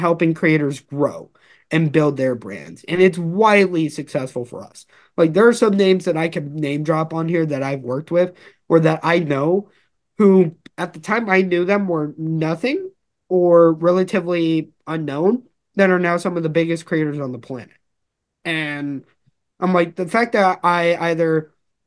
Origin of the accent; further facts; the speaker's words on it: Los Angeles, California, United States; I'm originally from Los Angeles.